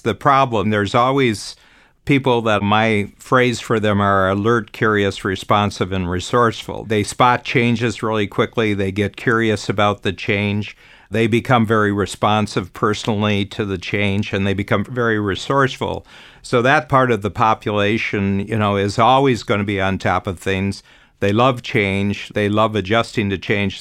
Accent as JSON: {"language": "English", "country": "United States", "tie": "born or raised there", "moved": "yes", "said": "I'm born American, but I've actually lived outside of the U S for forty-four years now."}